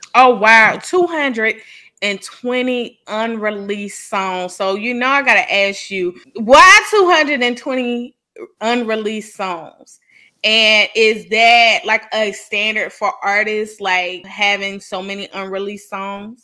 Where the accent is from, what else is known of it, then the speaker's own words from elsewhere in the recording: the South, United States; growing up in the South